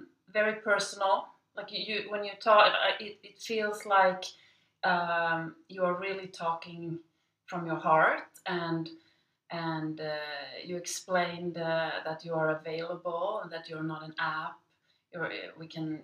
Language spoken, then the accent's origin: English; Sweden; moved away as an adult; now in Shanghai, China; I'm from Sweden, and I live in Shanghai now.